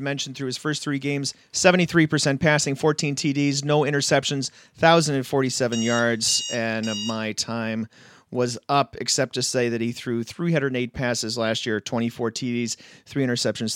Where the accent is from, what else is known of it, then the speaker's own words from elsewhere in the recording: Minnesota, United States; me being a Minnesotan